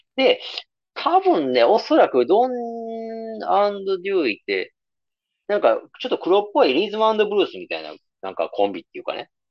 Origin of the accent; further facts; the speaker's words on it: Nara, Japan; 奈良、地元奈良